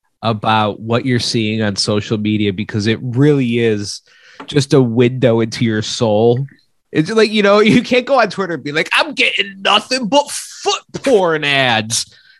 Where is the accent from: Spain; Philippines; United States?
Spain; And I was like, I don't know. No, I'm from Spain.